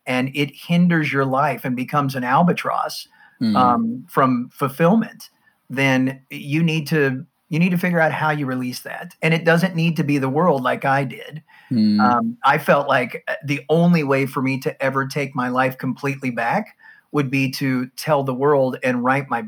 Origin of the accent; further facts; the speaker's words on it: United States; you can tell from my accent, I'm from the States